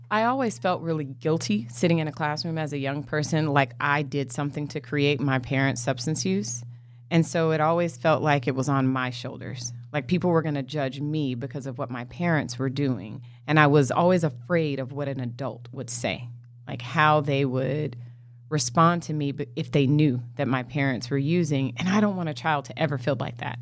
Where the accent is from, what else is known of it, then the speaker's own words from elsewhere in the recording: Los Angeles, California, United States; also born or lived in Inglewood, California; I grew up in L A. I was born in Inglewood, California